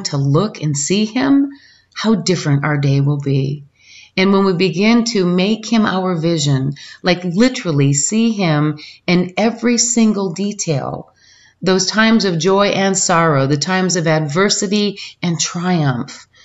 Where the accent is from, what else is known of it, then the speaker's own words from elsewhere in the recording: Michigan, United States; as a kid when I was raised in Michigan